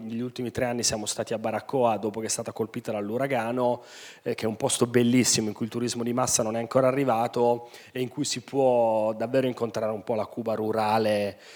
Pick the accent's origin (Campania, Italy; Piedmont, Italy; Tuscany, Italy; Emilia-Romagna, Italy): Piedmont, Italy; Turin; siamo nati e cresciuti tutti a Torino